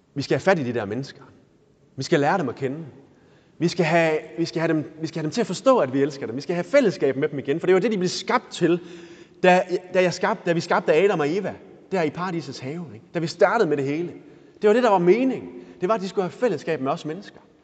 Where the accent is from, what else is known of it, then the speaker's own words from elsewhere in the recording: Denmark; vi er danskere